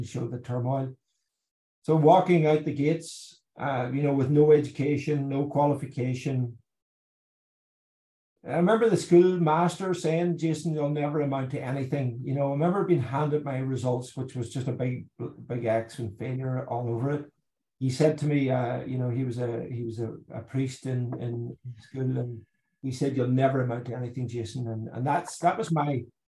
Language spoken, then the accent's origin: English; Ireland; growing up in Ireland, more than the rest of the world, I suppose, as a young boy in the 70s and 80s